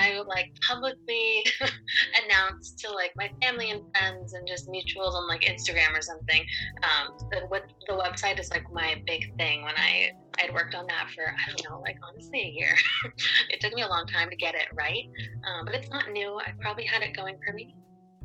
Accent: Maine, United States; also born or lived in Cuenca, Ecuador; I was born in Cuenca, Ecuador, and adopted from there when I was 3 months old, but I've lived in Maine my entire life.

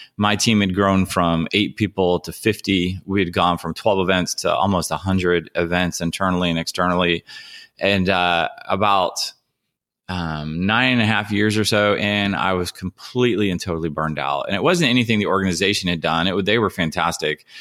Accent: Ohio, United States; also born or lived in Nashville, Tennessee; now in San Diego, United States; I grew up in Ohio, and, uh, I moved here from Nashville

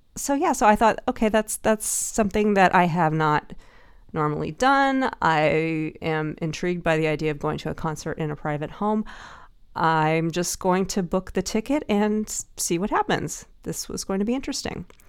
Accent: Dallas, Texas, United States; now in San Francisco, United States; I used to be in the Nutcracker Ballet when I was growing up in Dallas

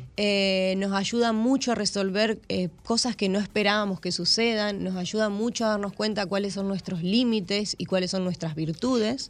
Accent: Argentina; moved away as an adult; now in Las Galeras, Dominican Republic; Soy argentina y tomo mucho mate

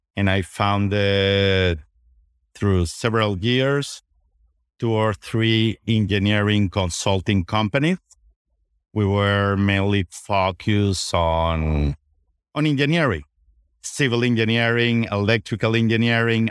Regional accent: Venezuela; moved away as an adult; now in United States; I was born and raised in Venezuela. My parents are from Spain

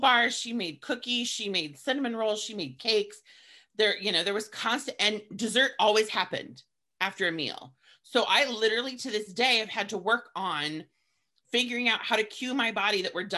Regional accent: Montana, United States; growing up in Montana in the 80s

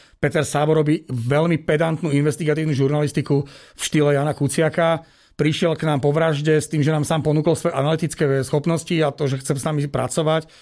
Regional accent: Žilina, Žilina Region, Slovakia; ja som Žilinčan

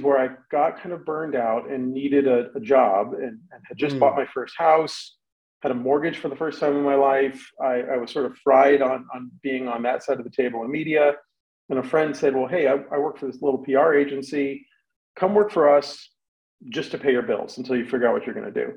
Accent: Los Angeles, California, United States; I grew up in Los Angeles, which is a very media heavy town

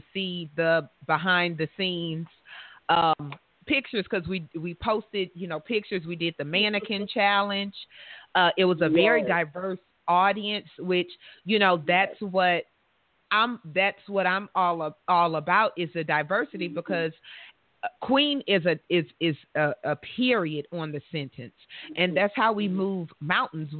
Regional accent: the South, United States; I'm from the South

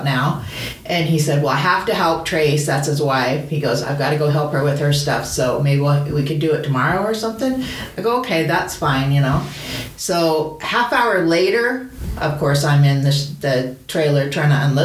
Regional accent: St. George, Utah, United States; moved away; also born or lived in Salt Lake City, Utah; I was born and raised in St. George.

